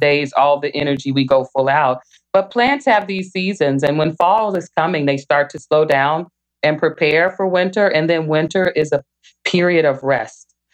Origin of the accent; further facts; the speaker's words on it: Little Rock, Arkansas, United States; now in Michigan, United States; I grew up in Little Rock, Arkansas